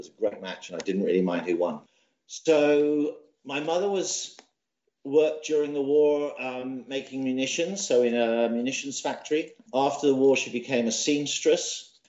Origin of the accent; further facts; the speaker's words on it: Bath, South West England, United Kingdom; my mother had a strange accent, therefore I was from Scotland, even though I wasn't really. I mean, I was brought up in Bath.